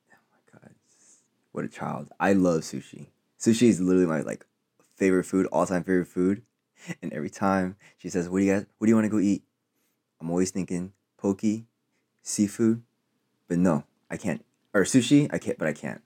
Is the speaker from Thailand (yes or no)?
no; Philippines; I'm Filipino